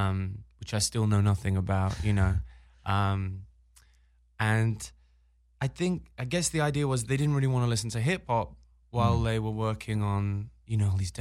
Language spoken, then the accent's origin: English; Birmingham, West Midlands, United Kingdom; now in Los Angeles, United States; I'm from England. But where? I'm from Birmingham, England.